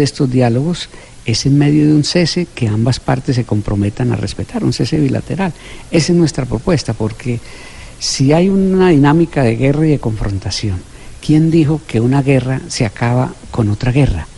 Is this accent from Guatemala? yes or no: no; Colombia; moved away; todos somos colombianos